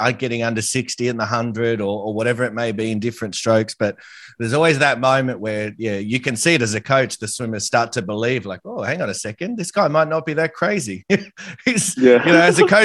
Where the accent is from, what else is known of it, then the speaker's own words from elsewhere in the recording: Australia; as an Australian